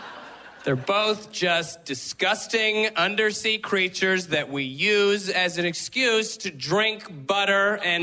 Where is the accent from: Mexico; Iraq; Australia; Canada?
Canada; West Coast of Canada; because I'm from the West Coast.